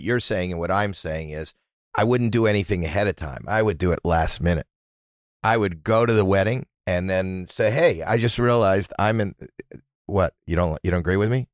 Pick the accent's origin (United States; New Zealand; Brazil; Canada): Canada; I'm Canadian